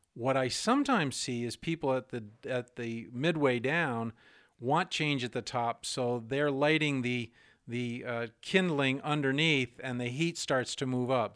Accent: New Hampshire, United States; I'm from New Hampshire

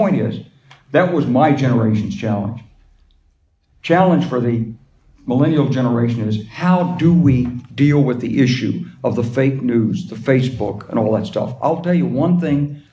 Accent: Arkansas, United States; I'm from Arkansas

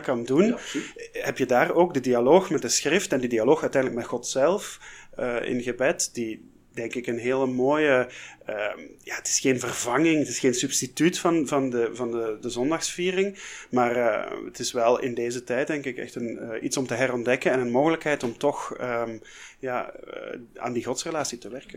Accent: Flanders, Belgium; bij ons in Vlaanderen

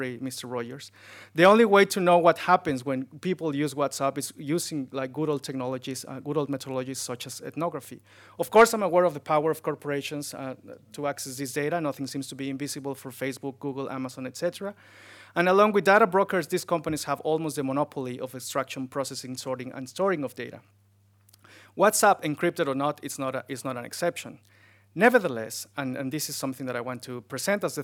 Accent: Mexico City, Mexico; moved away as an adult; I was born in Mexico City, a city of 23 million people

